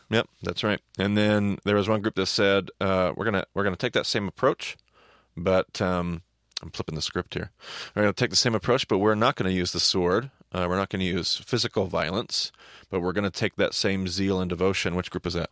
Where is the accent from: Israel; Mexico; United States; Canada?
United States; us as American Christians